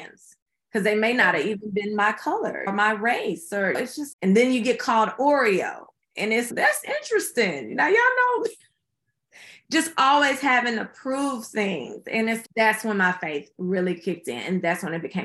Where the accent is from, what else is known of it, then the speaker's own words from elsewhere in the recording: Houston, Texas, United States; my hometown of Houston